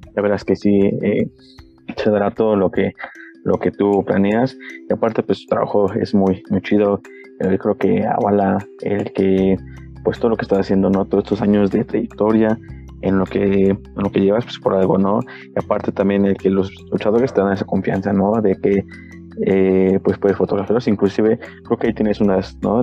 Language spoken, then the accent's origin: Spanish; Mexico; como mexicanos